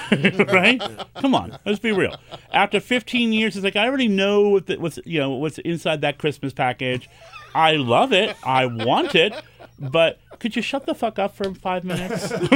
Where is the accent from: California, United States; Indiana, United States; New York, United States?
New York, United States; New York City; Because I'm a New Yorker. We're aggressive.